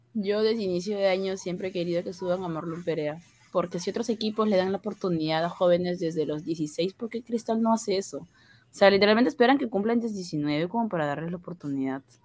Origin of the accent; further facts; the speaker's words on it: Peru; como peruana